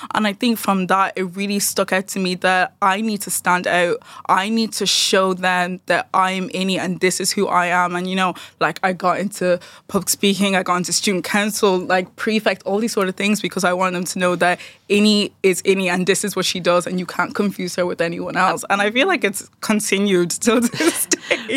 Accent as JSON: {"language": "English", "town": "Dundalk", "region": "County Louth", "country": "Ireland", "said": "from Dundalk"}